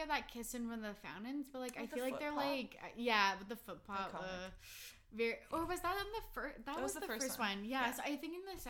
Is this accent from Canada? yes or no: yes; Canada; we're Canadian